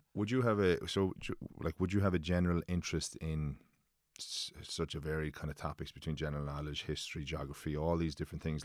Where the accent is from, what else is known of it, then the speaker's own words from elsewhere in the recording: Limerick, Munster, Ireland; now in Dublin, Ireland; Living in, living in Dublin, I get slagged f, that I'm from Limerick